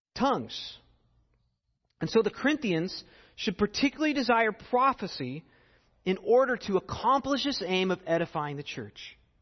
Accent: United States

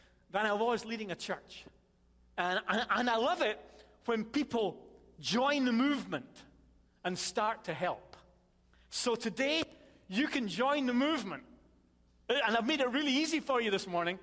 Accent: Scotland, United Kingdom; I'm Scottish

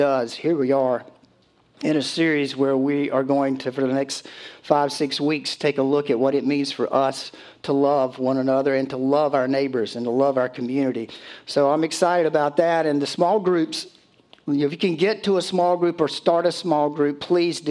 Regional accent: Conway, South Carolina, United States; Conway's on my mind. That's my hometown

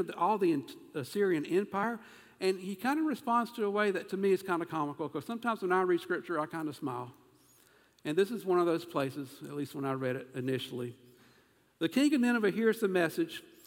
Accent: South Carolina, United States; accent: southern; I'm from South Carolina, but apparently I've got a dialect.

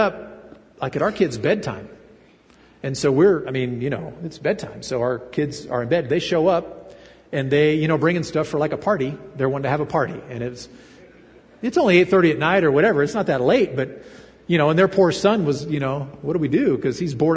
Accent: United States; also born or lived in Russia; I was operating as an American

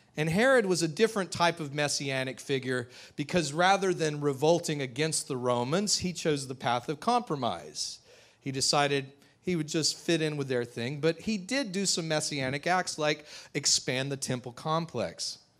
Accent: United States; modern American Christians

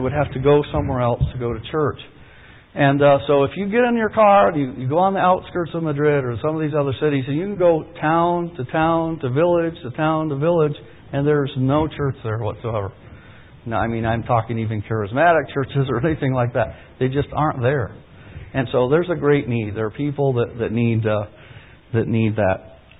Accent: Peru; I was born in Peru. A lot of you, I'm probably less American than a lot of you, but I was born and raised in the Amazon jungle.

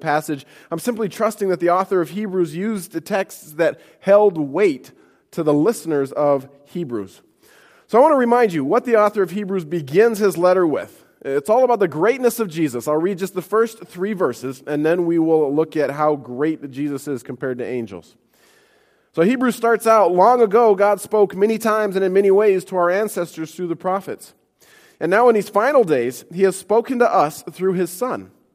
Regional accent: Montana, United States; moved away; I grew up in Montana

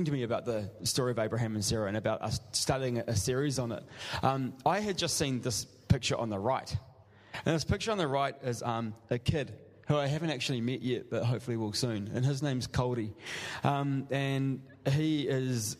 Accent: New Zealand; moved away; I'm from New Zealand

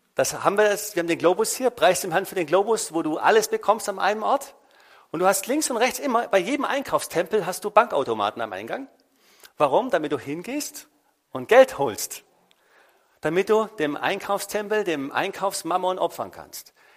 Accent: Germany; bei uns in Deutschland

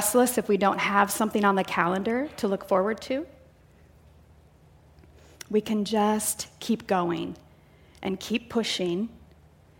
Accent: near Chicago, Illinois, United States; now in Canby, Oregon, United States; I grew up in the Midwest, near Chicago, about an hour south.

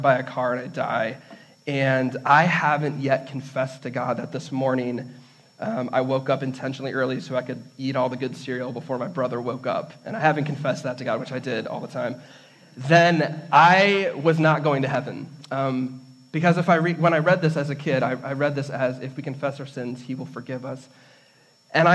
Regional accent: Redford, Michigan, United States; I grew up in Redford, near Detroit

